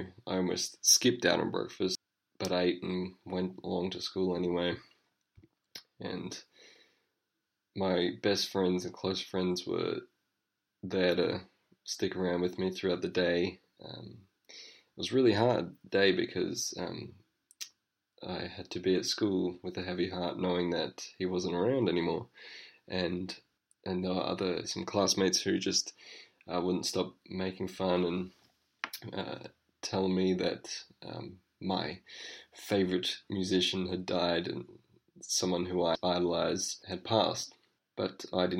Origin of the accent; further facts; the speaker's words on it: Adelaide, South Australia, Australia; I'm from Adelaide, Australia